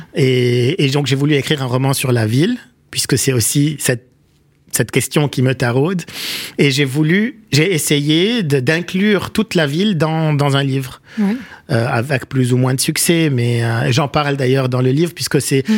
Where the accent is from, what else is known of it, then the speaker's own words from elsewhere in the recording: Beirut, Beirut Governorate, Lebanon; moved away as an adult; also born or lived in Paris, France; j'ai grandi à Achrafieh, dans la partie est de Beyrouth pendant la guerre